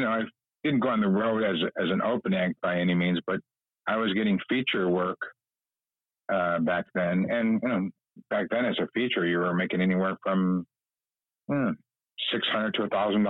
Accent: Chicago, Illinois, United States; for a kid growing up in Chicago to get out, you know, especially in the wintertime, was great.

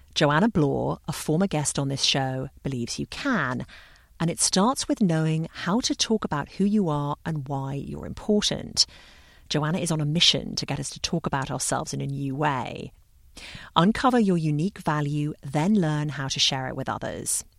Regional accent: London, United Kingdom; When I was a child growing up in London

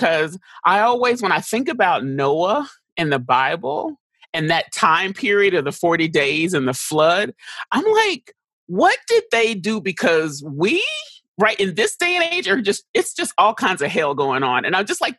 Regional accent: Dallas, Texas, United States; also born or lived in St. Louis, Missouri; I grew up in Texas

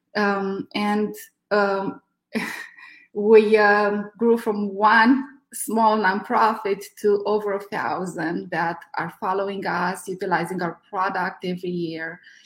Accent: Romania; moved away as an adult; now in California, United States; I'm from Romania.

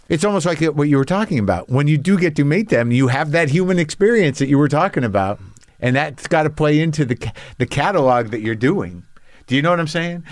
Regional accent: New Mexico, United States; I grew up in New Mexico

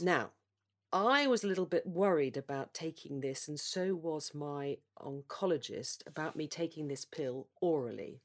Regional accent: United Kingdom; as a Brit

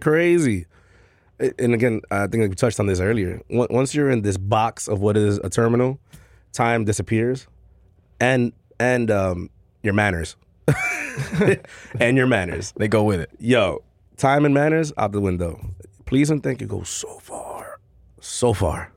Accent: New York City, New York, United States; born and raised in Queens, Corona uh, specifically

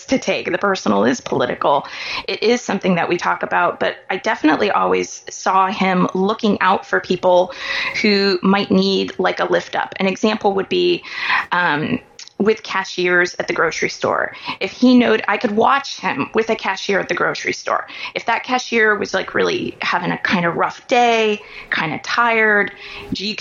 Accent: Kansas City, Missouri, United States; I grew up in Kansas City, Missouri, which is different than Kansas City, Kansas.

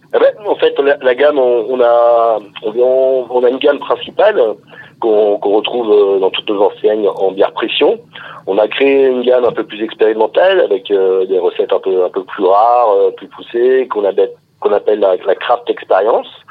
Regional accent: Ardennes, Grand Est, France; moved away as an adult; also born or lived in Louvain-la-Neuve, Belgium; now in Lyon, France; je viens des Ardennes, tout près de la Belgique

